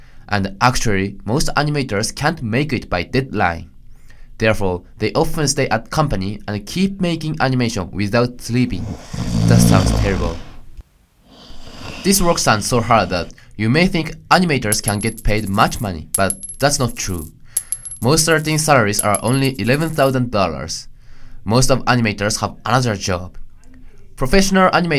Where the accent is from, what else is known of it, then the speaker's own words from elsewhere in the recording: Japan; I'm from Japan.